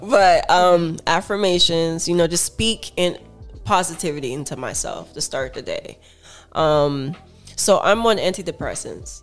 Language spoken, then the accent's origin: English; Miami Gardens, Florida, United States; I'm from Miami Gardens